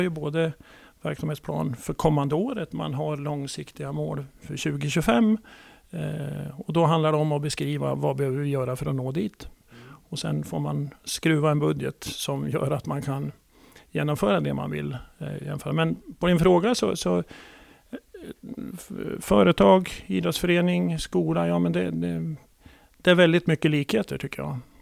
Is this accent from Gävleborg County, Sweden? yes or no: yes; Gävle, Gävleborg County, Sweden; Född och uppvuxen i Gävle och i Stixlund